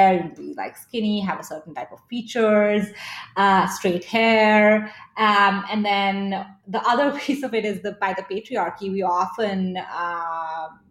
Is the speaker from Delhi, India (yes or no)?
yes; Delhi, India; moved away; I grew up in Delhi in India